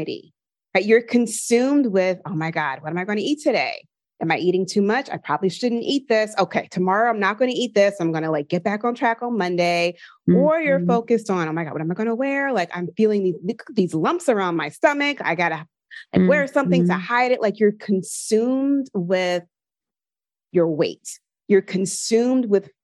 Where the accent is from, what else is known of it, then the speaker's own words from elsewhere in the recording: Philadelphia, Pennsylvania, United States; I'm from Philadelphia, and I would like see on Kelly Drive the runners outside